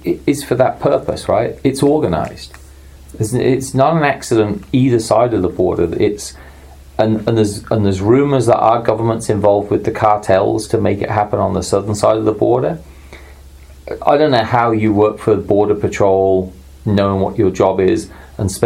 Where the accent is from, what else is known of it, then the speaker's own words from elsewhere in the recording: England, United Kingdom; moved away as an adult; now in United States; growing up in England